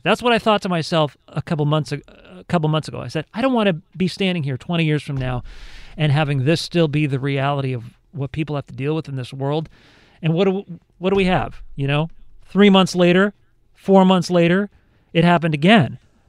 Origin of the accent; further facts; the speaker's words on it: Southern California, United States; growing up in Southern California